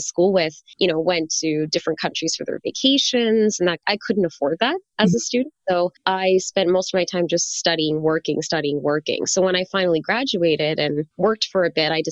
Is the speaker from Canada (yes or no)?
yes; Canada; moved away; also born or lived in China; I grew up learning French because I'm from Canada